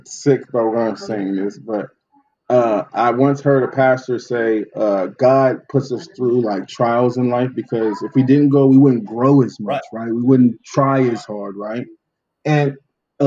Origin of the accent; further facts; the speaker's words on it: Oceanside, California, United States; growing up in Oceanside, I got my car insurance from Food for Less